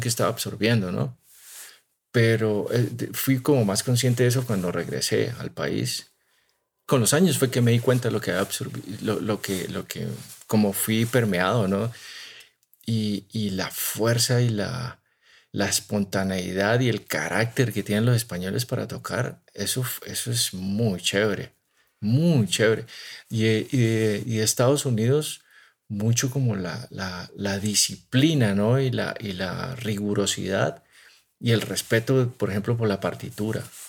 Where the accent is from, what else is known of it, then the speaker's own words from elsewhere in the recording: Timbío, Cauca, Colombia; moved away; also born or lived in Pittsburgh, United States / Salamanca, Spain; del pueblo donde, de donde yo soy, ¿no? Un pueblo que se llama Timbío